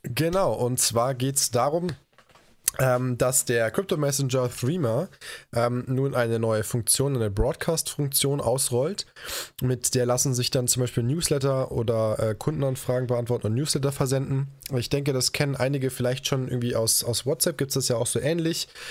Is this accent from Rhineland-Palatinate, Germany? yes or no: yes; Koblenz, Rhineland-Palatinate, Germany; moved away; nach Koblenz, meiner Heimatstadt